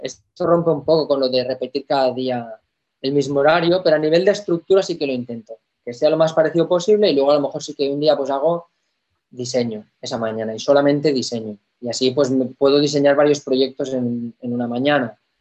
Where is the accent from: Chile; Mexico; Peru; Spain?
Spain; en mi país